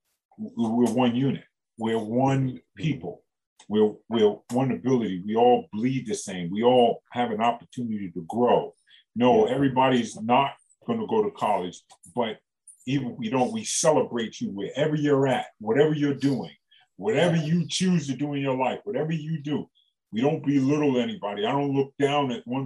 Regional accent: New York, United States; I got my doctorate degree growing up in New York

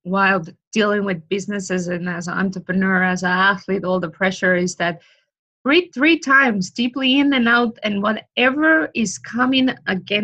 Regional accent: Estonia; now in Florida, United States; I'm from Estonia.

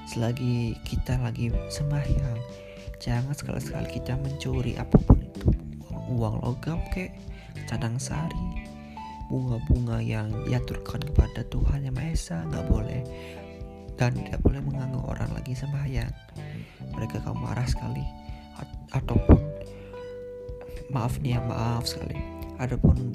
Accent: Bali, Indonesia; sebagai orang Bali itu sangat-sangat welcome kepada stranger atau orang-orang asing yang ingin liburan ke Bali

